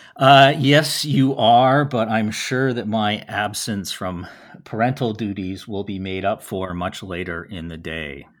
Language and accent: English; Winnipeg, Manitoba, Canada; growing up in Winnipeg